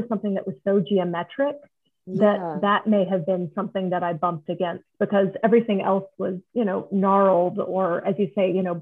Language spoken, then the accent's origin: English; United States; also born or lived in Oklahoma; I'm an American